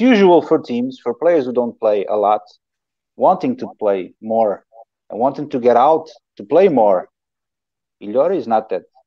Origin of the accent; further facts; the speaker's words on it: Queluz, Lisbon, Portugal; I'm from Calouge